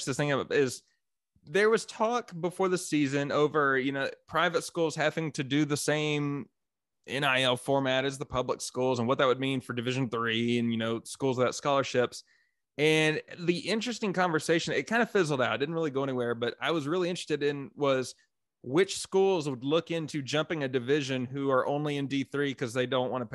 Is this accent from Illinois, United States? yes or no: no; Canyon, Texas, United States; moved away; also born or lived in Belton, Texas; growing up in Canyon, there was a ton of West Texas A&M support